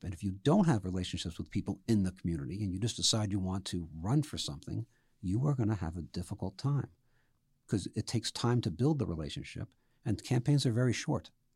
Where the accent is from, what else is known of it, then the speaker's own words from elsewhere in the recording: New York City, New York, United States; moved away; I grew up in the Bronx